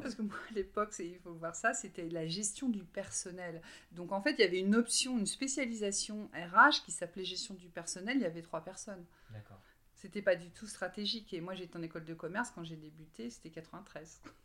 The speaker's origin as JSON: {"language": "French", "region": "Brittany", "country": "France", "tie": "born or raised there", "said": "j'ai 48 euh, ans et je viens de Bretagne."}